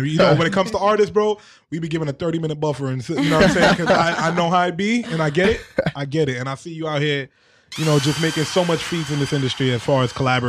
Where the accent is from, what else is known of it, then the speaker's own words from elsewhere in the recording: New York City, New York, United States; also born or lived in Staten Island; Guys, I grew up in Brooklyn, correct?